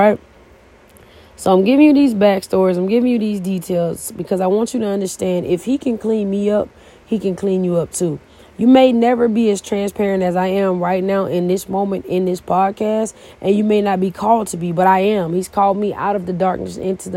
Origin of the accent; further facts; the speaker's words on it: Edison, Georgia, United States; also born or lived in Columbus, Georgia; I left my hometown, small town, Edison, Georgia